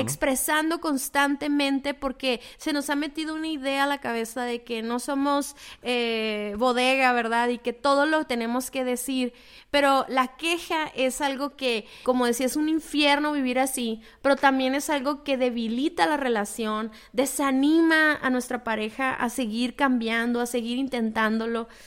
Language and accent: Spanish; Mexico; el trasfondo cultural que tenemos todos como mexicanos